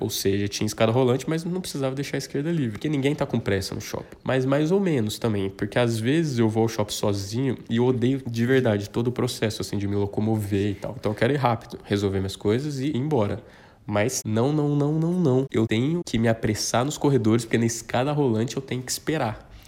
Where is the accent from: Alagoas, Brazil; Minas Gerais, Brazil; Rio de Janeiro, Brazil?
Minas Gerais, Brazil; southern; moved away as an adult; now in São Paulo, Brazil; eu já disse que sou do sul de Minas, mas mudei para São Paulo em 2014